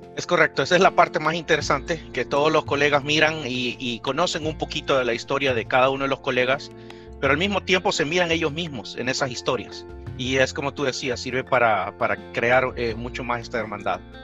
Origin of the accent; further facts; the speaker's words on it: San Salvador, El Salvador; moved away; yo soy salvadoreño, eh, nací en, la capital, en San Salvador